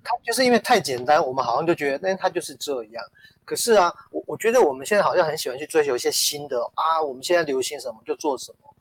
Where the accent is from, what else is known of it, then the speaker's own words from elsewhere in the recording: Taiwan; 我们台湾人还不太习惯